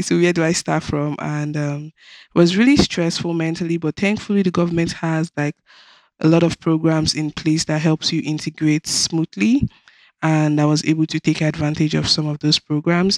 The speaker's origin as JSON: {"language": "English", "country": "Nigeria", "tie": "born or raised there", "moved": "as an adult", "lives_now": "Canada", "said": "Nigeria, which is my home country"}